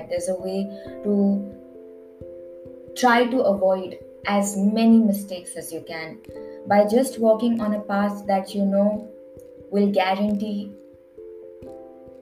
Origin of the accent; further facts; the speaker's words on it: India; I'm Indian